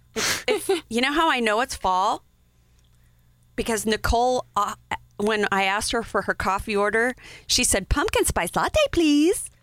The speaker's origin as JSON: {"language": "English", "region": "Wyoming", "country": "United States", "tie": "born or raised there", "said": "grew up in Wyoming"}